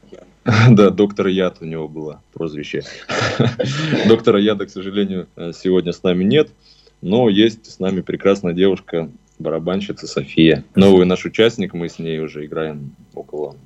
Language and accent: Russian; Siberia, Russia; мы из Сибири